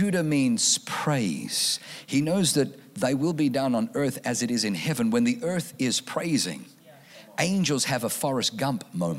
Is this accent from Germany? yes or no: yes; Germany; now in California, United States; I was born in Germany